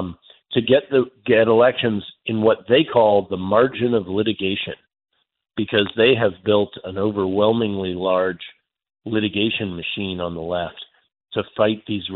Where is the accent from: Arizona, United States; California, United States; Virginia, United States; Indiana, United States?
Virginia, United States; my home state of Virginia